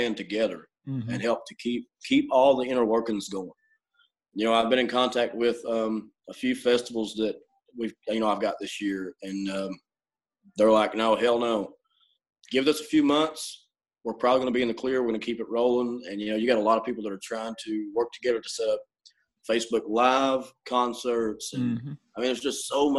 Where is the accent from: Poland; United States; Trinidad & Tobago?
United States; Somerset, Kentucky; I'm from Somerset